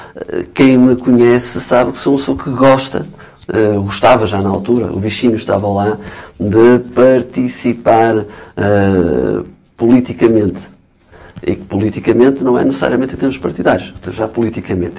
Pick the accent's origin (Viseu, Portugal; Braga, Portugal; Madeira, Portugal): Braga, Portugal; Guimarães; also born or lived in Lisbon; Eu, naturalmente, nasci cresci e morrerei vimaranense